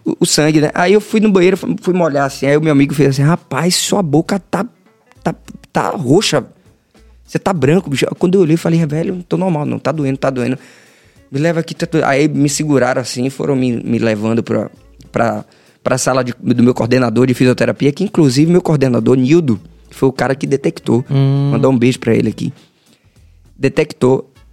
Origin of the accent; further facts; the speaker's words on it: Salvador, Bahia, Brazil; Salvador, Bahia, soteropolitano, nascido e criado ali no Cabula, Estrada das Barreiras